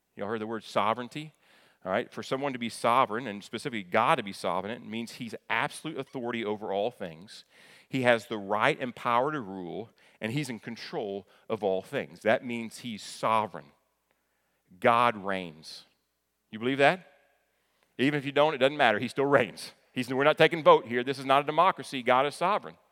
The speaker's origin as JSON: {"language": "English", "region": "Kentucky", "country": "United States", "tie": "born or raised there", "said": "I grew up in Kentucky, right across from Ohio"}